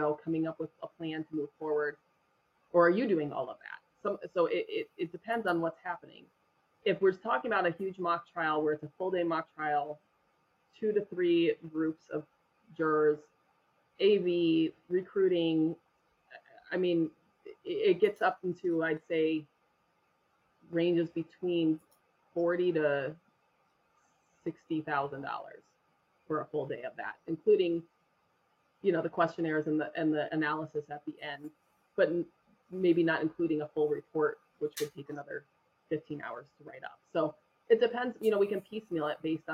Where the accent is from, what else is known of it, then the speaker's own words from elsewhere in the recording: Denver, Colorado, United States; also born or lived in Littleton, Colorado; I grew up in Denver, in Colorado.